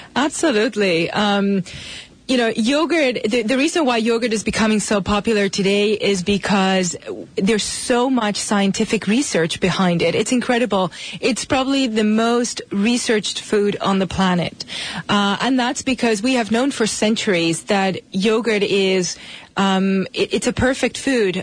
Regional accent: Spain; moved away as an adult; now in United States; I'm from Spain originally.

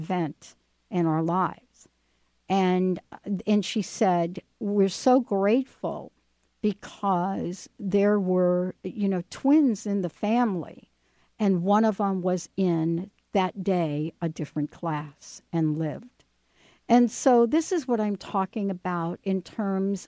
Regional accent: New Jersey, United States; also born or lived in New York; now in Seattle, United States; I grew up in New Jersey

